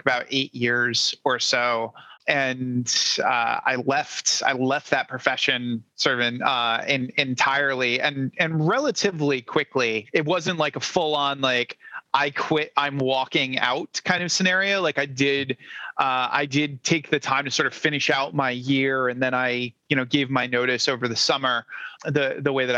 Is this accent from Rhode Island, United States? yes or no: yes; Rhode Island, United States; moved away; I'm originally from Rhode Island